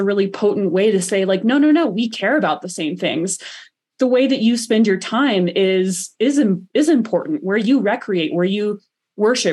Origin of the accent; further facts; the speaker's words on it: the South, United States; now in Colorado, United States; growing up in the South was a connection to sport